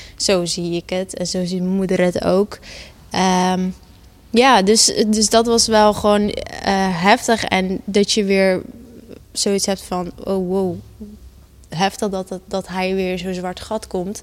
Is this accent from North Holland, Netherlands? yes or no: no; Gouda, South Holland, Netherlands; ik ben geboren en getogen in Gouda.